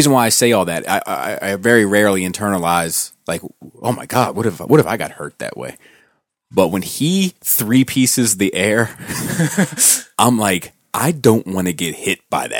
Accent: Columbia, Maryland, United States; So we grew up in the same town. We grew up in Columbia.

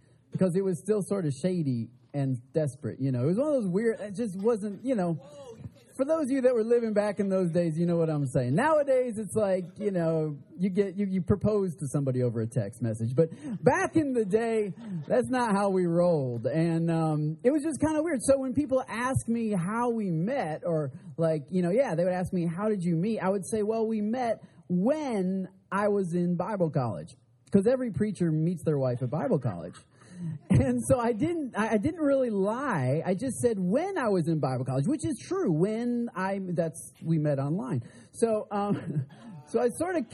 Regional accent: Michigan, United States; I'm from Michigan

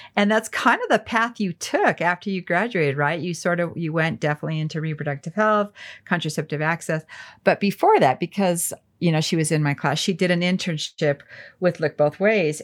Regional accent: Alamosa, Colorado, United States; I grew up in Alamosa

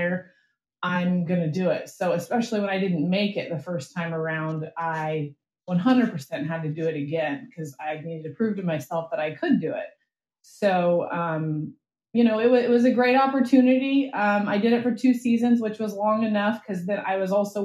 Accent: Oklahoma, United States; moved away as an adult; also born or lived in Orlando, Florida; I originally, I'm from Oklahoma

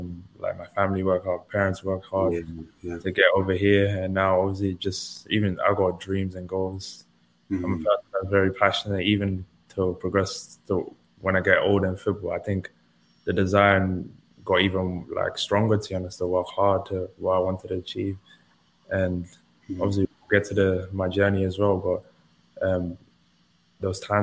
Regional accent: England, United Kingdom; also born or lived in Nijmegen, Netherlands; the whole family moved over when I was about 5 or 6 years old

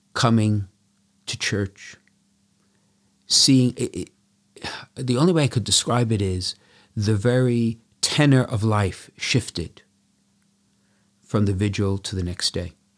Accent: Brooklyn, New York, United States; growing up in Brooklyn, we could walk to the seven churches

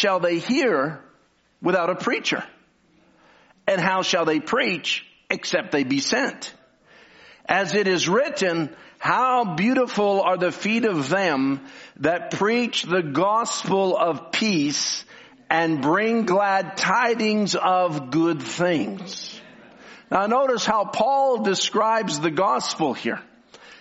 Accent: Canada; I'm from Canada

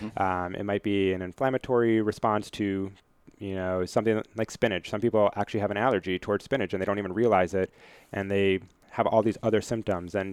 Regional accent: Minnesota, United States; moved away as an adult; now in Virginia, United States

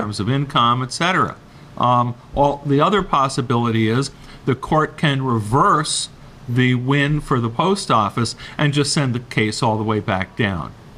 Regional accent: New York, United States; moved away; I'm from New York

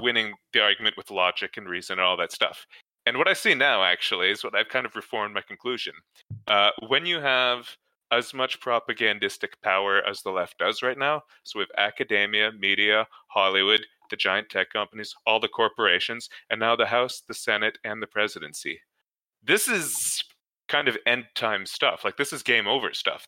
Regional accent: Canada; as a Canadian

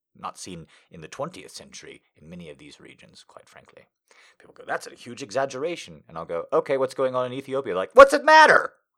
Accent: United States; me just being an American

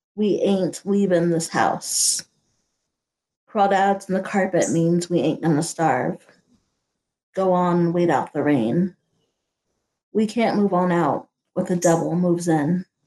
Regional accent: Houston, Texas, United States; moved away as an adult; also born or lived in Germany; now in Kansas City, United States; I'm still Texan

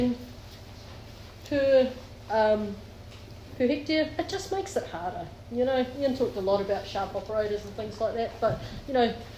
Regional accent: New Zealand; now in Palmerston North, New Zealand; I'm a country girl. I grew up in Pukeu, the land of the high stocking rates. But actually, I now live in Palmy

